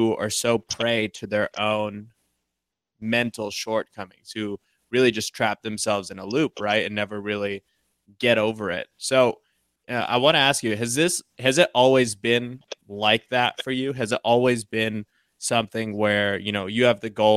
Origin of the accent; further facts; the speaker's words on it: Columbus, Ohio, United States; V and I are both from Columbus.